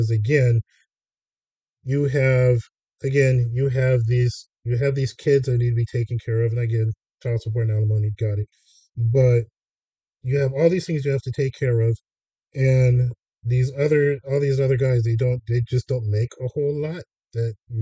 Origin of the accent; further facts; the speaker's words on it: Los Angeles, California, United States; growing up in Hollywood.